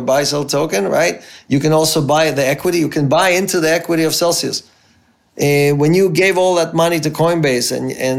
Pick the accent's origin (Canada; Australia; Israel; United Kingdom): Israel; moved away as an adult; also born or lived in Ukraine; now in United States; I grew up in Israel. My parents immigrated. I grew up in Israel. I went to the military there.